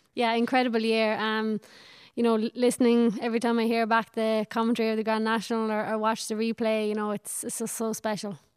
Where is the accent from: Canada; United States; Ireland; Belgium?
Ireland; from my hometown in Killinall